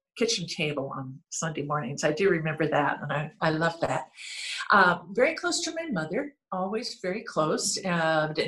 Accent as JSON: {"language": "English", "town": "Renton", "region": "Washington", "country": "United States", "tie": "born or raised there", "also_born_or_lived": "Seattle", "said": "Born and raised in Renton, Washington"}